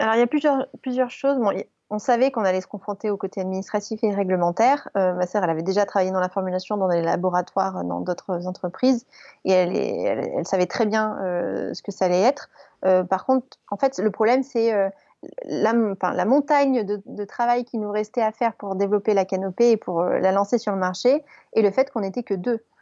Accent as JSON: {"language": "French", "town": "Grasse", "region": "Provence-Alpes-Côte d'Azur", "country": "France", "tie": "born or raised there", "also_born_or_lived": "Paris", "said": "nous on est originaire de Grasse donc euh, la capitale euh, du parfum"}